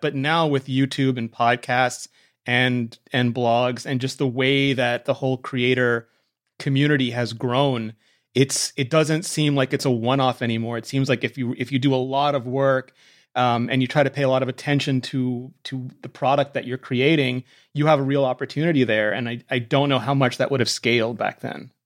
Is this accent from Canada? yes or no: yes; Canada; I'm Canadian